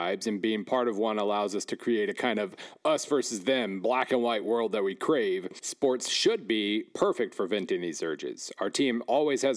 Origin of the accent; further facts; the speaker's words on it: Weatherford, Oklahoma, United States; moved away; In my hometown of Weatherford, for instance, about an hour west of Oklahoma City